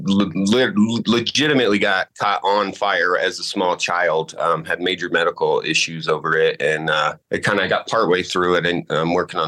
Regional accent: Colorado, United States; also born or lived in Illinois; I've been in Colorado since I was maybe six. So Colorado is home to me

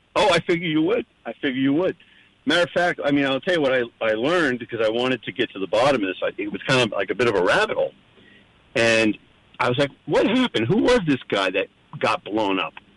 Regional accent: New Jersey, United States; moved away; growing up in Jersey

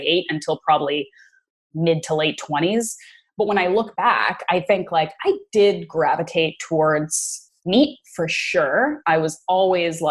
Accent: East Coast of Canada, Atlantic Canada, Canada; moved away as an adult; also born or lived in Bermuda / New York; I grew up in the East Coast of Canada

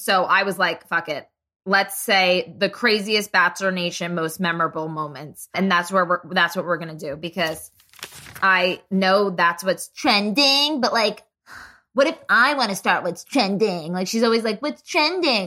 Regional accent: New Jersey, United States; now in Dallas, United States; I'm from New Jersey

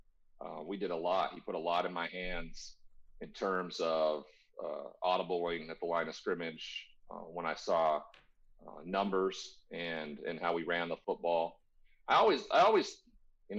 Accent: Montana, United States; I'm from Montana. There's never been a first-round draft pick from the state of Montana, ever. I'm the only one.

